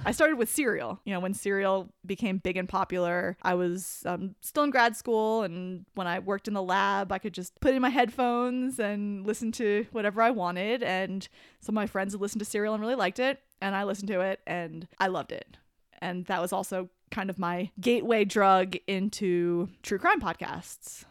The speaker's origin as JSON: {"language": "English", "region": "New Jersey", "country": "United States", "tie": "born or raised there", "said": "I grew up in New Jersey"}